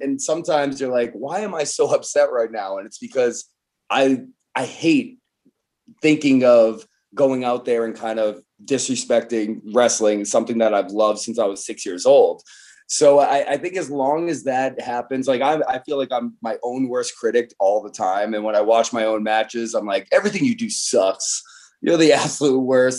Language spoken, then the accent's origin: English; Boston area, Massachusetts, United States; we're both from the Boston area